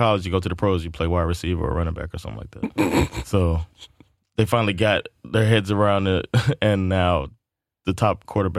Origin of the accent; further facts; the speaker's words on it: Miami, Florida, United States; moved away as an adult; now in Sweden; We're both Americans living in Sweden. I'm from the U.S. I'm from Miami, Florida.